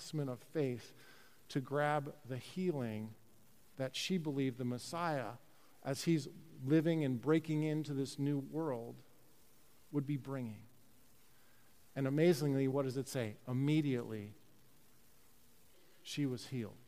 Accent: Chicago, Illinois, United States; I grew up in Chicago, North Side

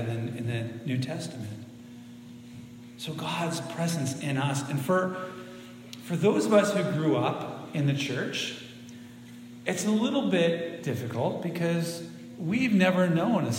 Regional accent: Central Oregon, United States; moved away as an adult; also born or lived in Spokane, Washington / Marysville, Washington; I grew up in Central Oregon, east side.

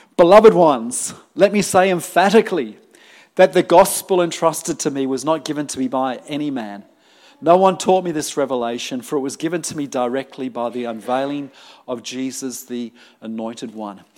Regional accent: United Kingdom; also born or lived in Sydney, New South Wales, Australia; now in Melbourne, Australia; I grew up in the UK

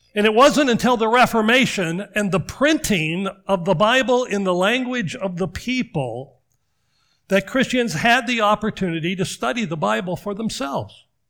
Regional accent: Washington, United States; moved away; growing up in Washington

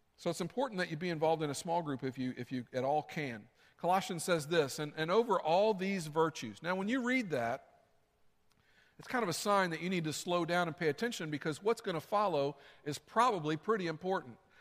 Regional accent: the South, United States; I grew up in the South. That's what we said, y'all come

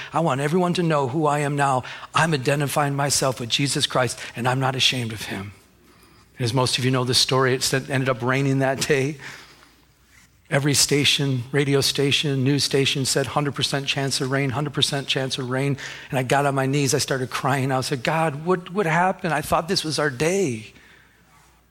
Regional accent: Michigan, United States; I'm from Michigan

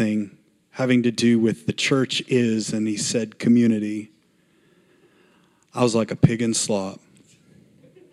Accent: Montana, United States; I grew up in Montana

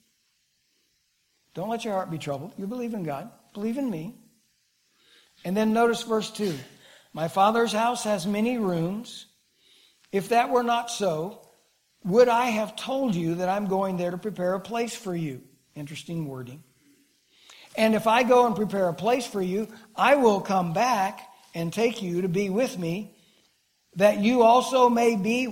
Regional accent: Kiamichi Mountains, southeast Oklahoma, United States; Growing up in the Kamishis, little kid down in southeast Oklahoma

